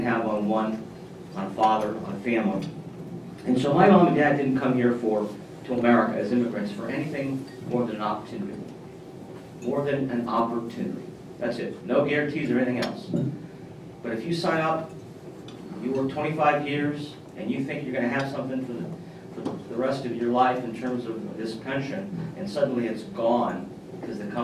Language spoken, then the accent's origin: English; Columbus, Ohio, United States; I grew up in Columbus, non-political family